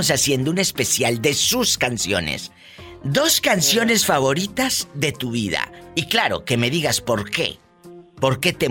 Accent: Jalisco, Mexico; born or raised there

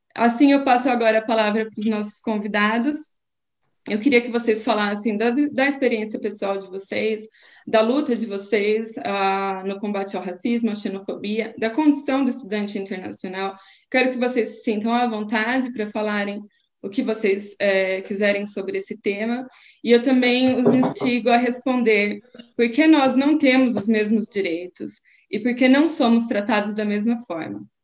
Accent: Brazil; now in Portugal; enquanto brasileira

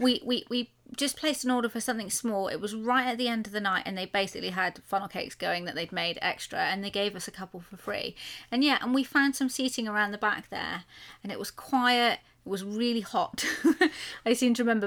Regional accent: United Kingdom; we're British.

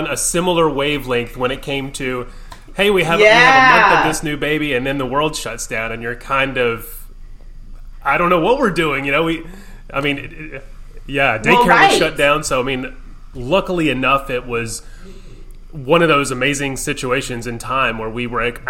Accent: Louisiana, United States; growing up in Louisiana when I was younger

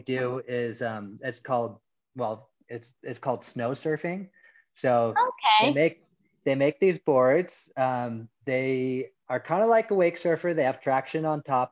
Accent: Mammoth Lakes, California, United States; I grew up here in Mammoth Lakes.

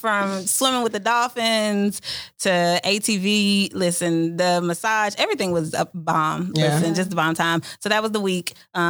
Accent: Waxhaw, North Carolina, United States; Oh, I'm from the country, Waxhaw.

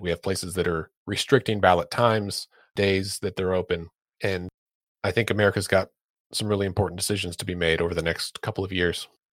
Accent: Oklahoma, United States; here in my home state of Oklahoma

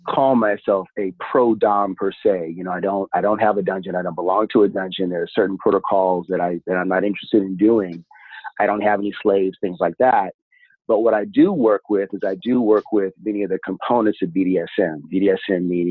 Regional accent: Pacific Northwest, United States; So I am from the Pacific Northwest

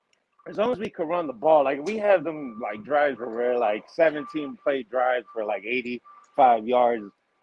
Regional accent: Chicago, Illinois, United States; moved away; I'm from Chicago

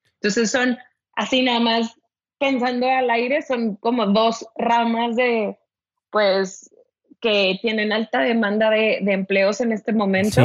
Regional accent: Ciudad Victoria, Tamaulipas, Mexico; also born or lived in Monterrey; now in Mexico City, Mexico; yo soy originaria de Ciudad Victoria, Tamaulipas, así que sí soy norteña

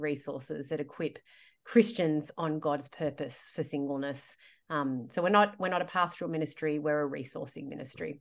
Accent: Sydney, New South Wales, Australia; I'm from Sydney. I grew up here.

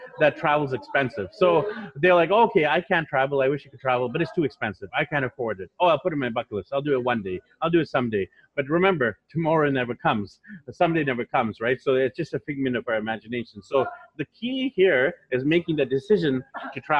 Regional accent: Vancouver, British Columbia, Canada; moved away as an adult; also born or lived in Japan; now in Manila, Philippines; So I'm from Vancouver, BC, Canada. So just north of you over there in the US. And I was born there, raised there, grew up there

